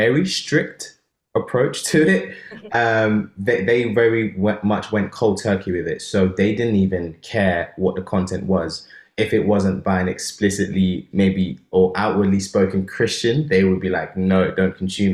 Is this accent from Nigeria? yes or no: yes; Nigeria; moved away; in my country, Nigeria, because I grew up in Nigeria